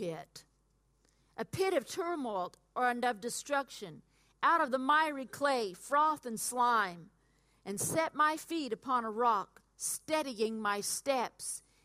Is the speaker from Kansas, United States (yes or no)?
no; Oklahoma, United States; moved away; where I grew up in Oklahoma